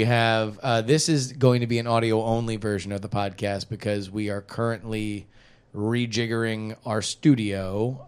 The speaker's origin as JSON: {"language": "English", "region": "South Florida", "country": "United States", "tie": "born or raised there", "moved": "yes", "said": "growing up in South Florida"}